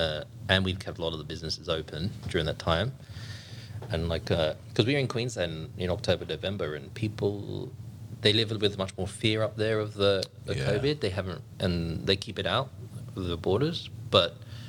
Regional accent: England, United Kingdom; now in Sydney, Australia; Like, I'm from England.

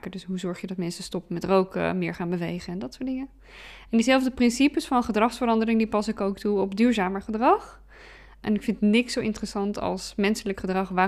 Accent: Bergen op Zoom, North Brabant, Netherlands; born there; now in Breda, Netherlands; Ik ben nog 38 en ik ben geboren in Berg op Zoom. Nu dan in Breda. Ik ben wel echt een West-Brabantse.

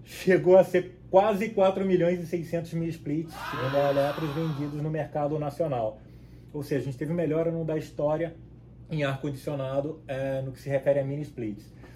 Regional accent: Cabo Frio, Rio de Janeiro, Brazil; moved away as an adult; also born or lived in São Paulo, Brazil; now in Panama City, Panama; pelo sotaque, vocês já devem perceber um pouquinho que eu nasci no, no Rio de Janeiro, nasci em Cabo Frio, na, na, região dos lagos lá no Rio de Janeiro

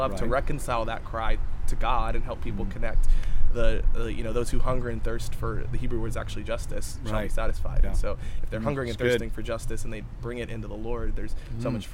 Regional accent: United States; I was born here and I was raised here

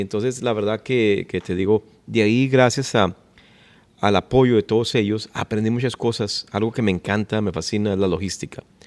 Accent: Ciudad Juárez, Chihuahua, Mexico; also born or lived in Los Angeles, California; now in Dallas, United States; yo nací en Ciudad Juárez, Chihuahua. Así es, somos norteños.

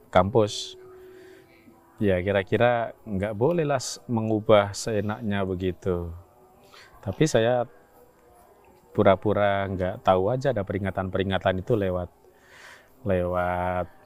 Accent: East Java, Indonesia; kampung mungkin di Jawa Timur yang pernah disebut 100% Muhammadiyah.

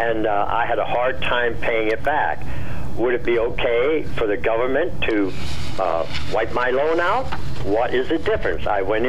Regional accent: Mifflinburg, Pennsylvania, United States; I come over to Milton from Mifflinburg to carpentry school

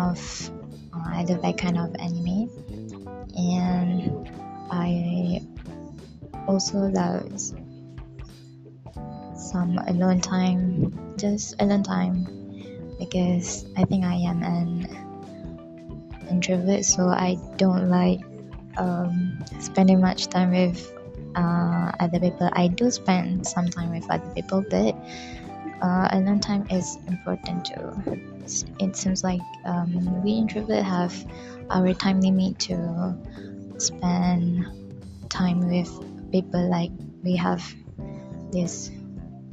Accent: Pahang, Malaysia; I am from Pahang

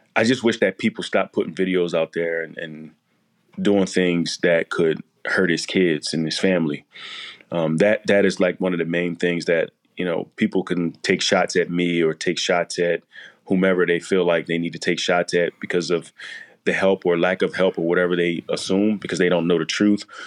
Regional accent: Chester, Pennsylvania, United States; growing up in Chester

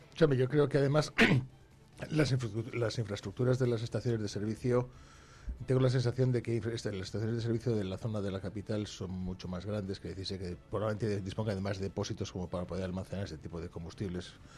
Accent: Brañosera, Castile and León, Spain; a mi pueblo, fuimos a Brañosera

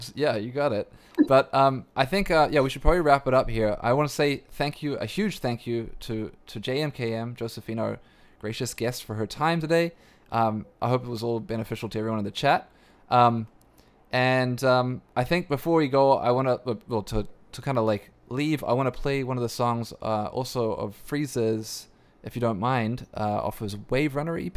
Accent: Canada; as a Canadian

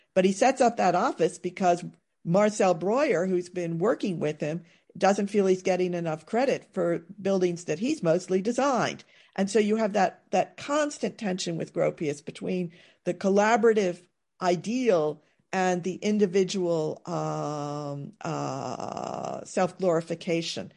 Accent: East Coast, United States; as an American who had experienced modern architecture, on the east coast of the United States, largely as post-war building

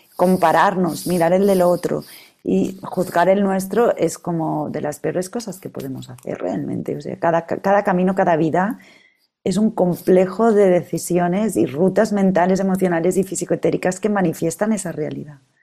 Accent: Catalonia, Spain; yo soy catalana y en mi tierra se come súper bien

